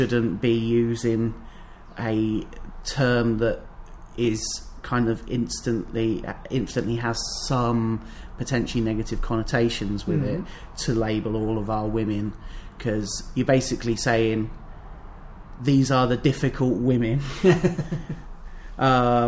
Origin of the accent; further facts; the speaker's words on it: Northamptonshire, East Midlands, United Kingdom; we're from Northamptonshire